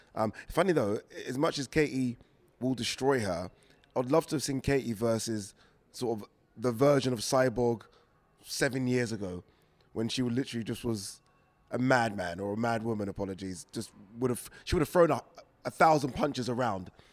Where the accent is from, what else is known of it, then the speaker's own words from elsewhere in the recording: United Kingdom; we as British fight fans